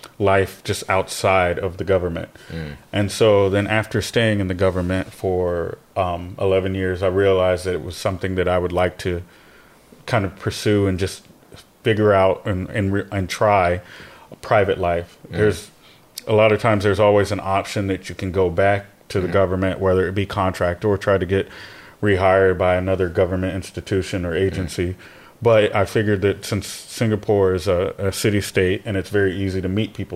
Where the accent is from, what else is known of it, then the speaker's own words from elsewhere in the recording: United States; moved away; also born or lived in South Carolina; being American